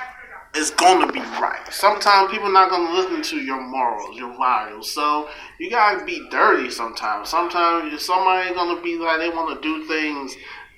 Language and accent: English; Orlando, Florida, United States; I'm from Orlando, Florida, down on Oak Ridge Road